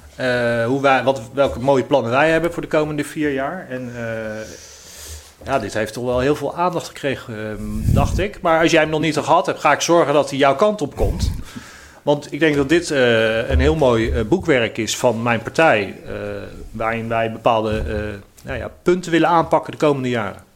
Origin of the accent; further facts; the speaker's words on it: The Hague, South Holland, Netherlands; ik ben een 100% Haagse jongen. Ik ben geboren en getogen in Eskamp